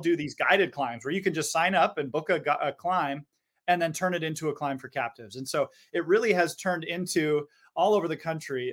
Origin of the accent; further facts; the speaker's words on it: Seattle, Washington, United States; growing up in Seattle, you know, we all grow up staring at Mount Rainier